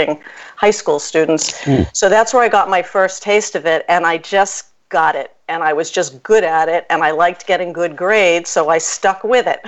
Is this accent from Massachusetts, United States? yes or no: yes; Boston, Massachusetts, United States; also born or lived in Brookline, Massachusetts; I grew up in Jamaica Plain, Massachusetts, mm-hmm. and Brookline, Massachusetts